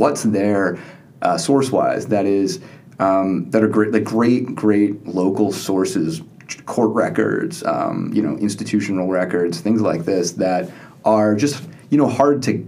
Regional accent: New York, United States; moved away; I'm a New Yorker originally

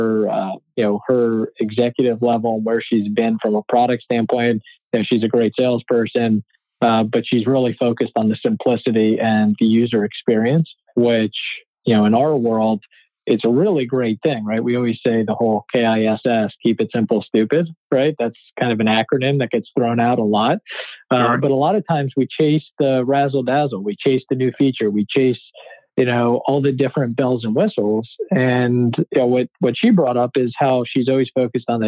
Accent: Philadelphia, Pennsylvania, United States; My hometown team

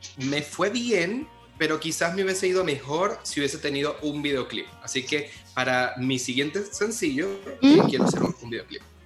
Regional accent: Barquisimeto, Lara, Venezuela; en mi ciudad natal, que se llama Barquisimeto, Venezuela, porque soy venezolano también falta decir eso. Se nota por mi acento

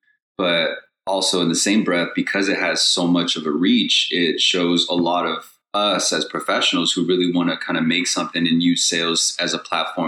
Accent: Long Beach, California, United States; So, you know, I grew up in Long Beach, California.

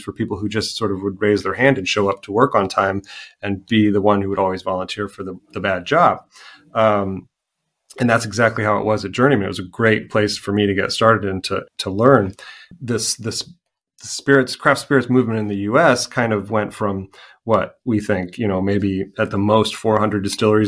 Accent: Goshen, Indiana, United States; moved away as an adult; also born or lived in Santa Ana, California; now in Ballina, Ireland; my hometown of Goshen, Indiana

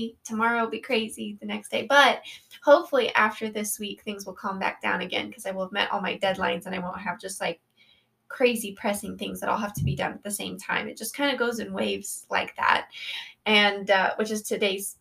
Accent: Colorado, United States; I was born and raised in Colorado and live here with my wonderful husband of 6 years.

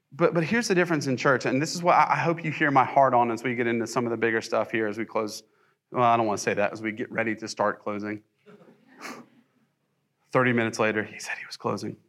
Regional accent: the South, United States; also born or lived in Ohio; I'm pretty much a Southern boy

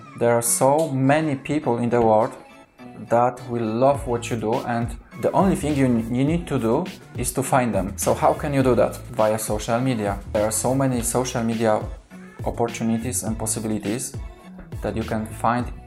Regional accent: Kraków, Lesser Poland, Poland; first language Polish; English is a second language; because I'm from Kraków

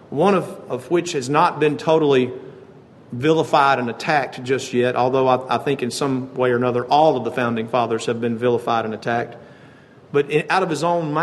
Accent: United States; as American citizens

